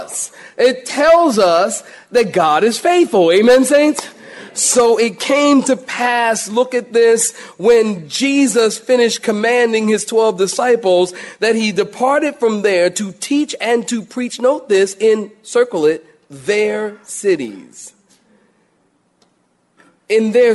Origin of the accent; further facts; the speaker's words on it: Philadelphia, Pennsylvania, United States; moved away; I'm from Philly, I've told you, and you know, from time to time, I've gone home with my family